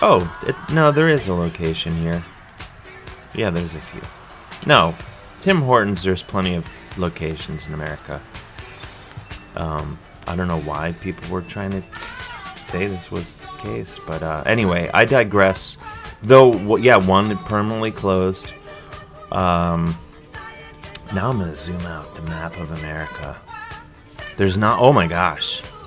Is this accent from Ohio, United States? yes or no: yes; Cleveland, Ohio, United States; born or raised there; now in New York City, United States